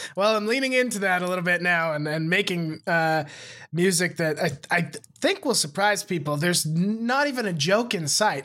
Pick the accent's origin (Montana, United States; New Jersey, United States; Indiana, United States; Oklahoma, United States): Montana, United States; moved away as an adult; I moved away from Montana